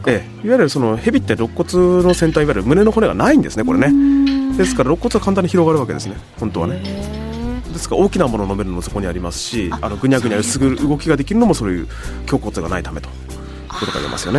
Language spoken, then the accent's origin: Japanese; Hokkaido, Japan; 僕の出身北海道なんですけども